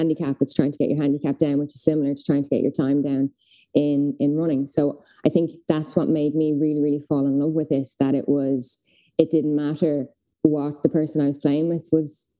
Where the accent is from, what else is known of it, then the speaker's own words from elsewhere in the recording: Dublin, Leinster, Ireland; I am from Dublin.